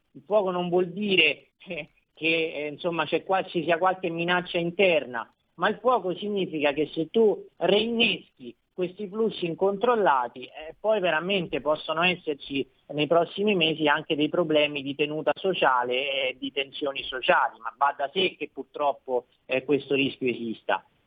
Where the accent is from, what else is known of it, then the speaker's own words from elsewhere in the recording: Marche, Italy; essendo marchigiano